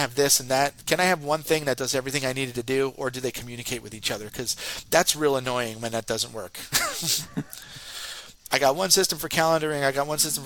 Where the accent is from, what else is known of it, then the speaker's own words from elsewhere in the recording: Northeast, United States; I talk real fast. I'm from the Northeast